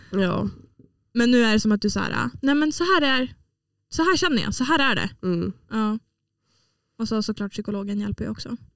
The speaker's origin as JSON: {"language": "Swedish", "region": "Åland", "country": "Finland", "tie": "born or raised there", "said": "jag eh, har i alla fall förändrats till det bättre sedan jag flyttade från Åland. Vilket jag vet att det, den effekten har den på alla som flyttar från Åland."}